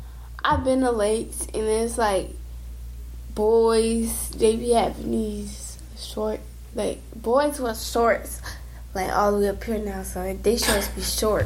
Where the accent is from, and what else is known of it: Georgia, United States; born or raised there; now in Florida, United States